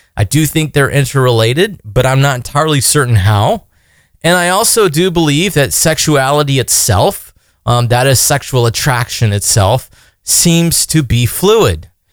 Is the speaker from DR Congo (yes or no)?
no; United States; being an American